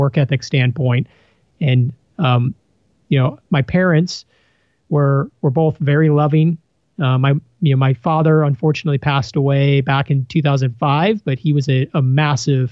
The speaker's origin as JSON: {"language": "English", "town": "Chicago", "region": "Illinois", "country": "United States", "tie": "born or raised there", "moved": "yes", "lives_now": "San Diego, United States", "said": "I grew up in Salt Side of Chicago, Illinois."}